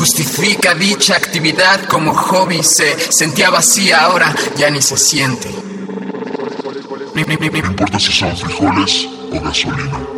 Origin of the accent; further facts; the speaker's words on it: Mexico City, Mexico; soy de la Ciudad de México. Soy escritor, soy músico